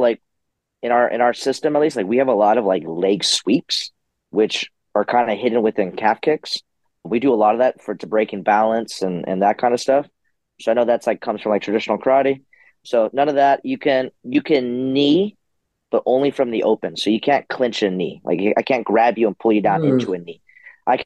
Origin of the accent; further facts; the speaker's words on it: San Diego, California, United States; I'm from San Diego